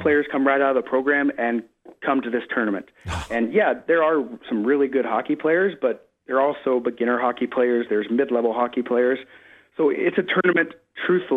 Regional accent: Oklahoma, United States; moved away; I'm from Oklahoma originally

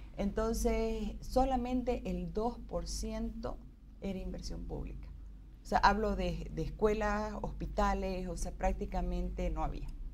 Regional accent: Bolivia; nosotros como bolivianos sí tenemos la capacidad de hacerlo

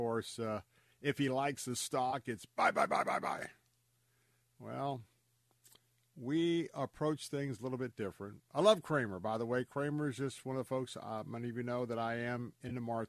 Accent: Tampa, Florida, United States; born and raised in Tampa, I am a Florida cracker

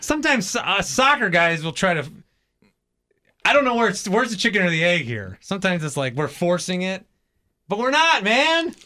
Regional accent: Fond du Lac, Wisconsin, United States; moved away; I'm from Fond du Lac

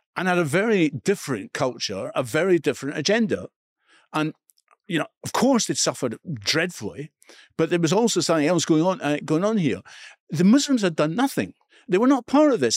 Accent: Edinburgh, Scotland, United Kingdom; I grew up in Edinburgh East, in Scotland

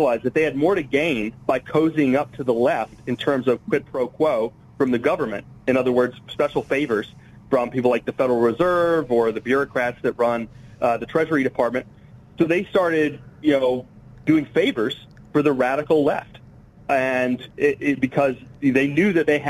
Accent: Sarasota, Florida, United States; moved away; Originally grew up in Sarasota, Florida

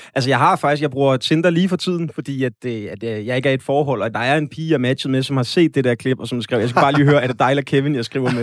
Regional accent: Slagelse, Zealand, Denmark; also born or lived in West Jutland; jeg kommer fra Vestjylland og har brugt en stor del af min ungdom i Slagelse

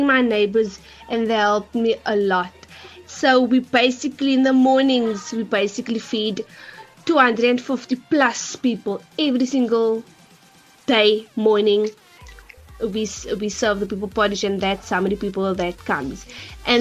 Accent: Cape Town, Western Cape, South Africa; I'm from Bonteheuwel

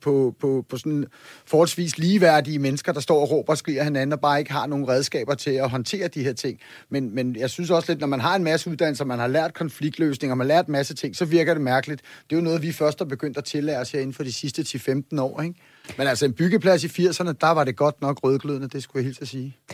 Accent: Copenhagen, Capital Region of Denmark, Denmark; jeg er bare københavner

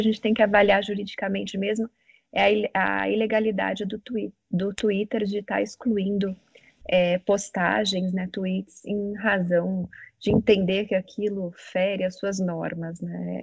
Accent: São Paulo, Brazil; eu sou de São Paulo, sou paulistana

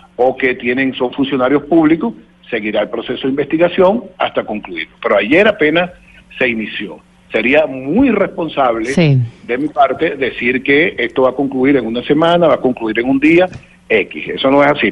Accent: Venezuela

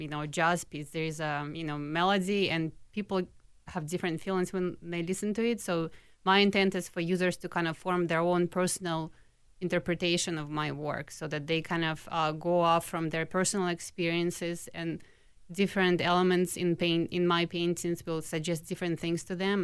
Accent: Minsk, Belarus; moved away as an adult; now in Minneapolis, United States; when I, um, was growing up in Minsk, I went to a specialized art school.

